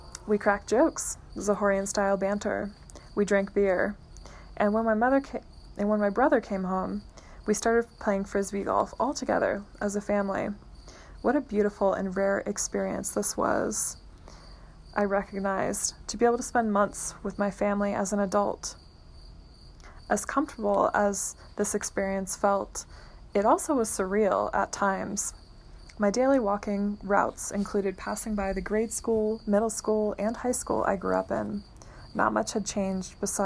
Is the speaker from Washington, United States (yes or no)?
no; Centerville, Ohio, United States; moved away as an adult; also born or lived in Los Angeles; the childhood house I grew up in Centerville, Ohio